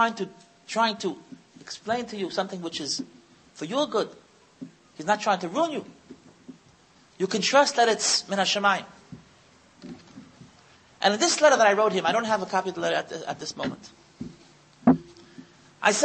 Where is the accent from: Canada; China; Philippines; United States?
United States; now in Israel; I was born in the United States